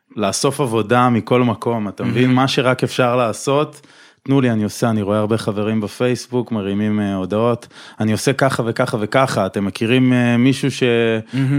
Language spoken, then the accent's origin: Hebrew; Tel Aviv, Tel Aviv District, Israel; תל אביבי במקור